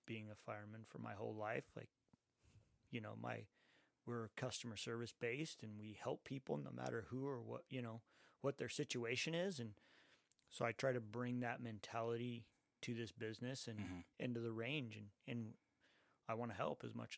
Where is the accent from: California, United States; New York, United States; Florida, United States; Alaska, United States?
California, United States; Santa Ana; growing up in Santa Ana